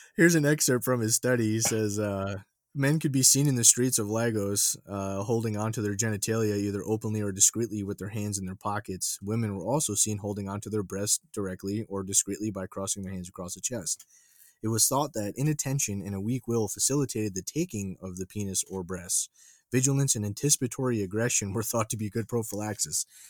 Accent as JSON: {"language": "English", "region": "New York", "country": "United States", "tie": "born or raised there", "said": "growing up in New York"}